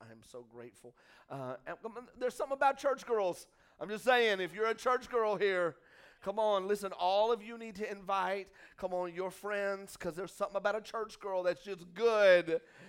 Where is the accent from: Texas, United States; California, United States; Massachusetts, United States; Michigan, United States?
Texas, United States; now in Hot Springs, United States; I'm full Arkansas now. So I just need y'all to know I'm not, like, slamming. I'm just saying that I was from Texas.